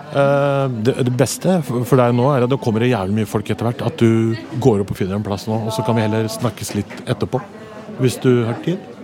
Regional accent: Oslo, Norway; Jeg er fra Oslo. Jeg bor, jeg bor i Oslo hele livet. Jeg bodde på Torshov først. Vokste opp på Torshov.

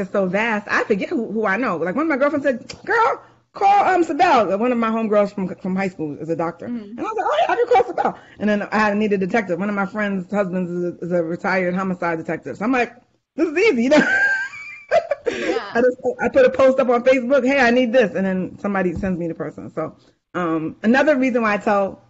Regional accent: New York, United States; accent: New York; my New York accent.

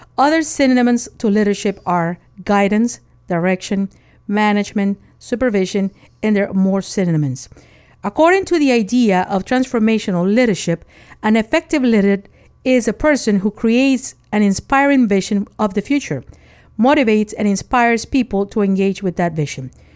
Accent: Nicaragua; moved away; I was born in Nicaragua. And as a child, my house had no AC

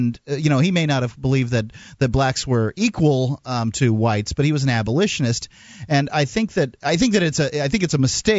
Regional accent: the South, United States; being a Southerner

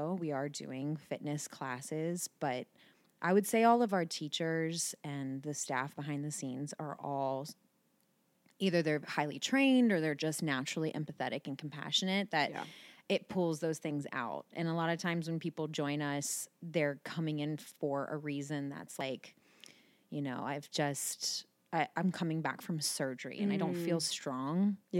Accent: Terrace Park, Ohio, United States; I grew up in Terrace Park.

